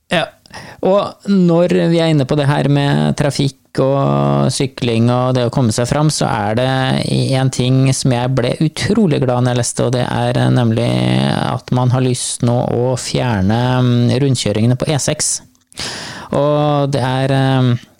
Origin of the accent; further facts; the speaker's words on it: Andebu, Vestfold, Norway; moved away; i Andebuen i Vestfold, der jeg kommer fra